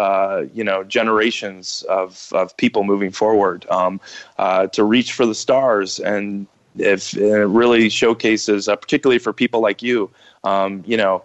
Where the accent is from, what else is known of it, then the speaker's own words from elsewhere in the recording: Ohio, United States; I was born and raised in Ohio